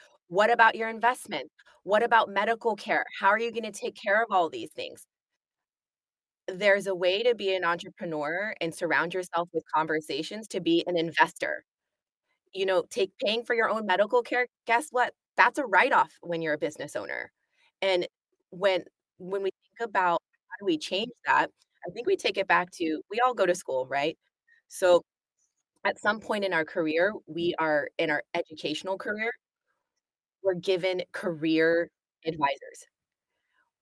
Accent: United States; moved away as an adult; now in United Kingdom; being American and coming from the States

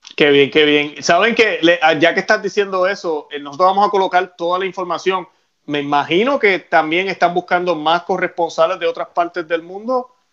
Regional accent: Puerto Rico; Yo soy puertorriqueño

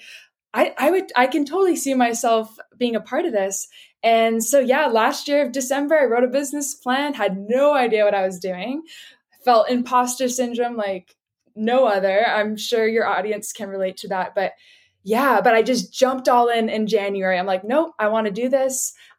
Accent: Vancouver, British Columbia, Canada; I was born and raised in Vancouver, BC in Canada. So lived here my whole life and absolutely love it.

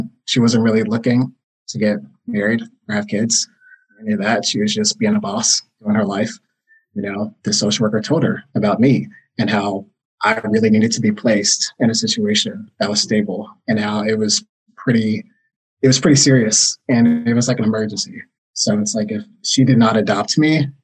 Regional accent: Knoxville, Tennessee, United States; I was born in Knoxville, Tennessee.

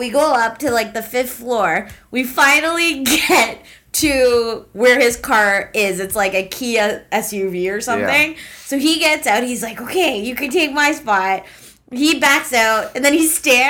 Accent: Canada; trusting Canadian that I am

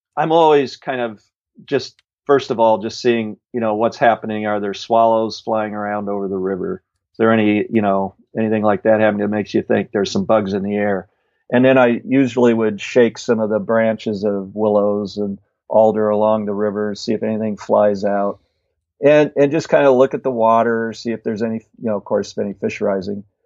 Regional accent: Illinois, United States; moved away as an adult; also born or lived in Bellingham, Washington; back in Illinois where I grew up

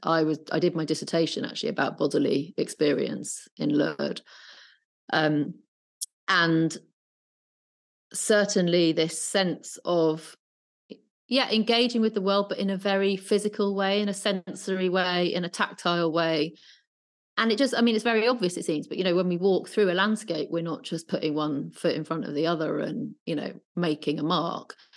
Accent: Brighton, South East England, United Kingdom; now in London, United Kingdom; I was brought up in Brighton

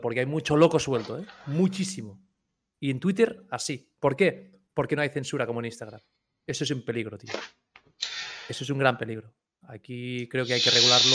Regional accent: Catalonia, Spain; los catalanes pagando peaje todas nuestras vidas hasta hace poco

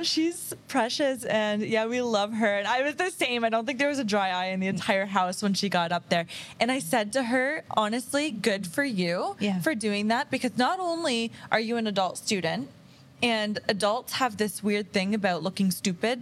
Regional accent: Kingston, Ontario, Canada; moved away as an adult; now in Windsor, Canada; I moved here from Kingston

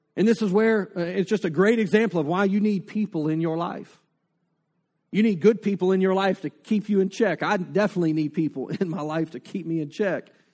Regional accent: North Louisiana, United States; now in Lake Charles, United States; I grew up in North Louisiana with the Red River.

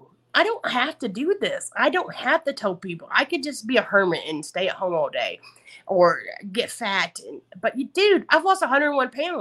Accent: the South, United States; accent: Southern; my Southern accent comes

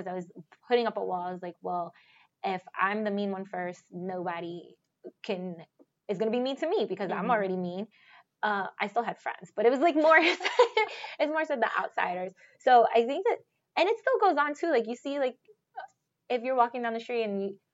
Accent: New York City, New York, United States; I'm from the Bronx

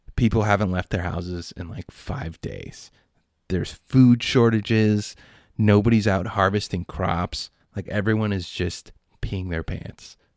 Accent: United States; I'm American

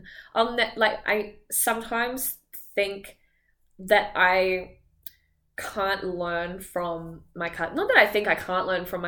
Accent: Australia; moved away; I'm Australian, so, like, I'm, you know, immigrant

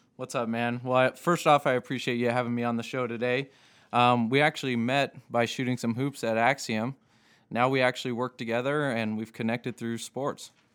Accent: Seattle, Washington, United States; also born or lived in Las Vegas; now in Boise, United States; I grew up in Seattle

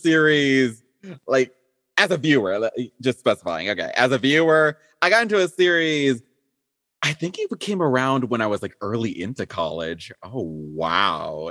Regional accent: Texas, United States; also born or lived in Zimbabwe; I've lived most of my life essentially in the States, specifically in Texas over here.

